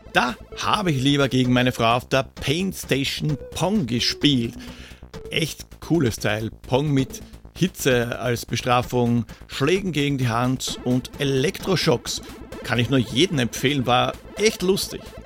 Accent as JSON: {"language": "German", "region": "Vienna", "country": "Austria", "said": "als Wiener"}